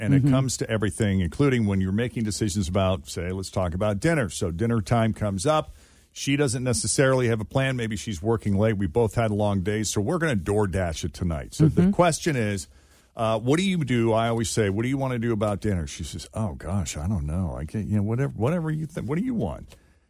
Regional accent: New England, United States; Growing up in New England, man, you're kind of a maple syrup snob.

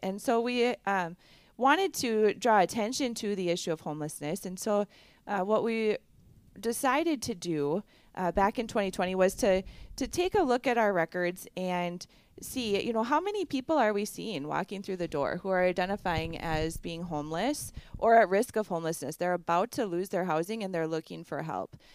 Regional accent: Barron County, Wisconsin, United States; also born or lived in Chippewa Valley, Wisconsin; I grew up in Barron County

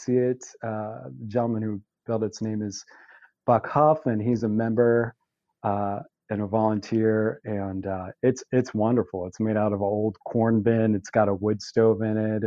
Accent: Bend, Oregon, United States; Bend is my hometown

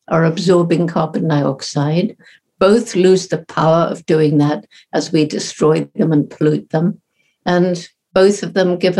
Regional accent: Bournemouth, South West England, United Kingdom; I'm speaking from the house where I grew up in Bournemouth, England

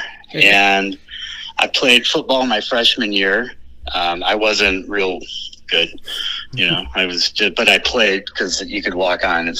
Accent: Sterling, Illinois, United States; I'm from Sterling, Illinois, so Sterling, Rock Falls, Dixon, so kind of out by the Quad Cities.

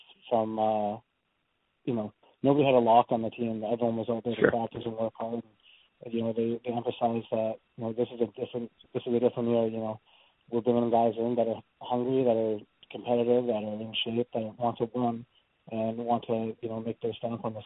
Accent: Ladner, British Columbia, Canada; also born or lived in Vancouver, Canada; I played with Sam growing up, and it's funny, he's probably 3 houses down from where my parents lived back in Ladner

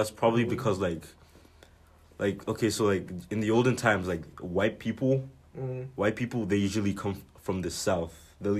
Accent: Lagos, Nigeria; now in United States; So, I'm from this place called Lagos. It's like the south.

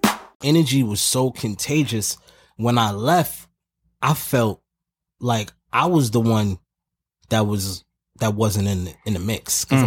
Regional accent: New York, United States; I'm coming from Harlem.

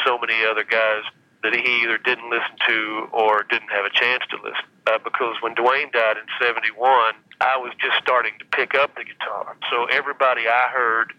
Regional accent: Asheville, North Carolina, United States; Where I grew up in Asheville, North Carolina

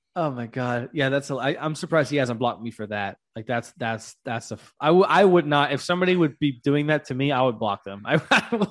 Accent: Louisiana, United States; now in Georgia, United States; I'm from the South, too. I'm from Louisiana

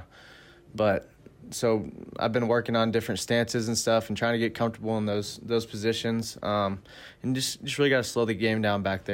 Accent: Oklahoma, United States; also born or lived in Wisconsin; I was born in Wisconsin, so I grew up in Oklahoma, though. We moved there when I was about 7 or 8.

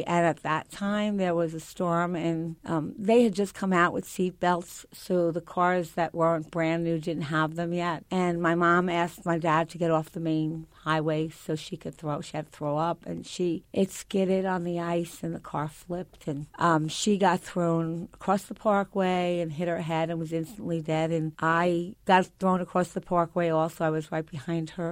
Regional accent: Long Island, New York, United States; I grew up on Long Island in a very middle-class area where the neighbors were all there.

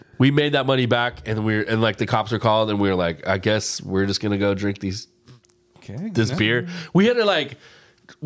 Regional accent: Upland, California, United States; I grew up in Upland

